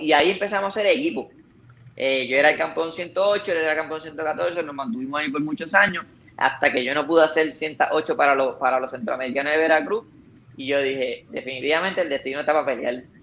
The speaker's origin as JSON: {"language": "Spanish", "country": "Puerto Rico", "said": "como boxeador puertorriqueño"}